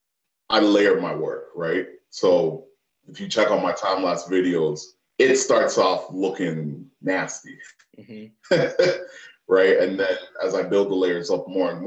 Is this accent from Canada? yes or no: yes; Canada; also born or lived in Toronto, Canada; I'm Canadian.